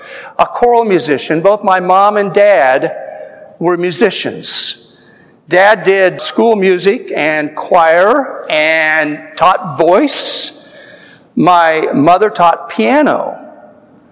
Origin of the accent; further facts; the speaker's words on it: Midwest, United States; moved away; also born or lived in Washington, D.C.; growing up in the Midwest